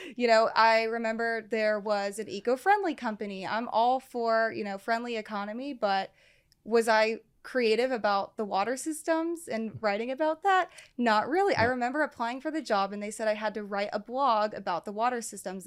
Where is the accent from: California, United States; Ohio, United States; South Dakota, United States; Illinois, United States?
Ohio, United States; Cincinnati; born and raised Cincinnati, and right here. I never left. Uh, grew up in Westchester